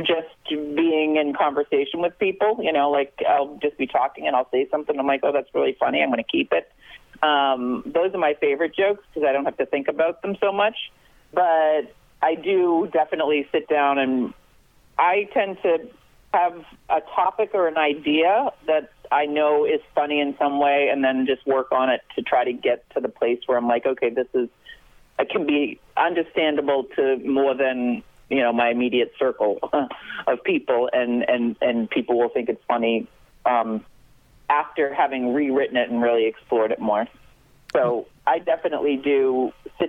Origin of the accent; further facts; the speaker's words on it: Boston, Massachusetts, United States; moved away; also born or lived in New York; growing up in Boston, my parents getting divorced